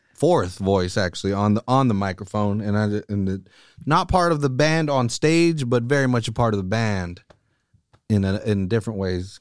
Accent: Salinas, California, United States; born and raised here in Salinas. I'm, like, freaking towny

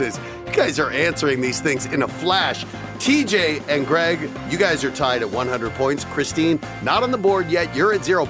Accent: Colorado, United States; My home state

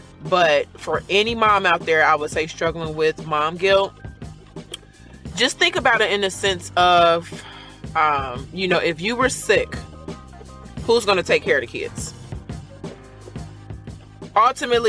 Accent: Cincinnati, Ohio, United States; now in Marietta, United States; I am from Cincinnati, Ohio, but I currently live in Marietta, Georgia

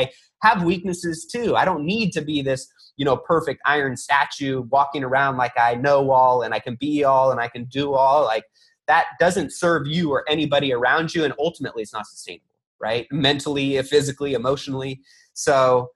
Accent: California, United States; I grew up in California in a melting pot full of any ethnicity

